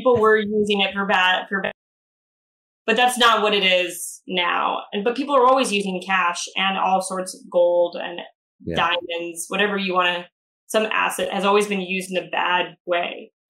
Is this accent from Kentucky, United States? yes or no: no; Arizona, United States; we had gotten done with a hike off of this mountain by ASU when I was growing up in Arizona.